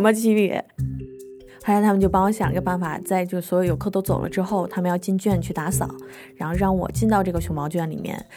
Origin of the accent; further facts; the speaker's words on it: Beijing, China; also born or lived in Henan; now in Kunshan, China; 我老家其实不在北京，虽然我是长在北京吧，但是我爸妈他们原来是从河南来的